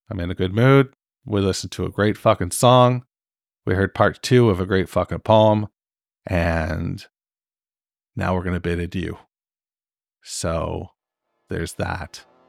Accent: Canada; I'm fucking Canadian

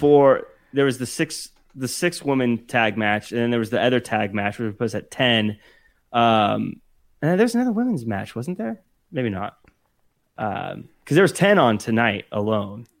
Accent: Seattle, Washington, United States; moved away; I'm originally from the Seattle area

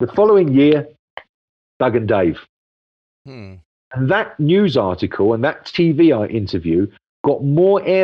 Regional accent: London, United Kingdom; I come from London

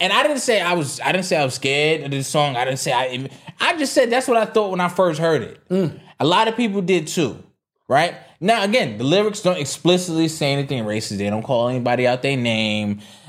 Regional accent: New York, United States; I'm from the Bronx.

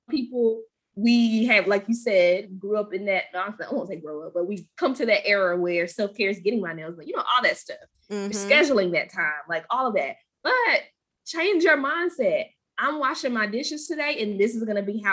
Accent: Goldsboro, North Carolina, United States; from Goldsboro

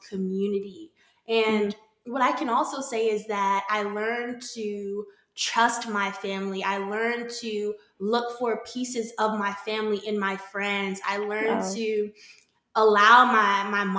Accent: Northern Virginia, United States; born and raised in Virginia, Northern Virginia, for anyone that's not really familiar with the area, just a few minutes outside of Washington, D.C.

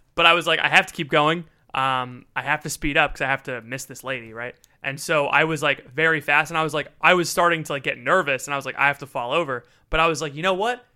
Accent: Florida, United States; I'm from Florida

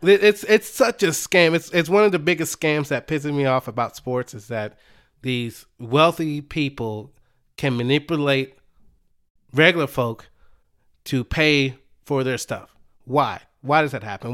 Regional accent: Dallas, Texas, United States; I am from the Dallas area

